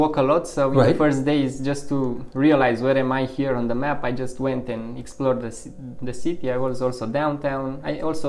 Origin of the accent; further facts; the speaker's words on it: Bucharest, Romania; moved away as an adult; now in Missoula, United States; if I would have to talk about the hometown, the chaos maybe, because Bucharest is a big city